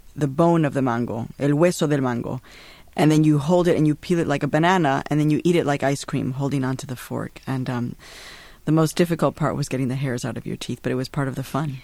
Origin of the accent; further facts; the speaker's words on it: Chicago, Illinois, United States; also born or lived in Tijuana, Mexico / Mexico; now in New York, United States; I had been growing up in Chicago